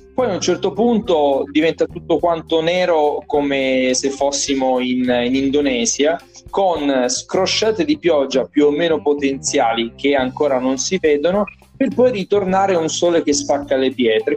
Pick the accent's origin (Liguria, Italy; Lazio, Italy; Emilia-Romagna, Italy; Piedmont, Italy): Lazio, Italy; Rome; nato e cresciuto a Roma